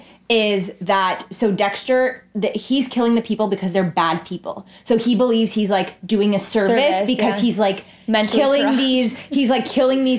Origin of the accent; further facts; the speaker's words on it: Toronto, Ontario, Canada; I'm from Toronto